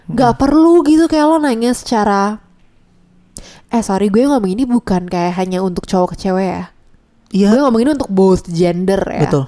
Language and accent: Indonesian; Ngawi, East Java, Indonesia; Ngawi ngawi kota aku, ngawi.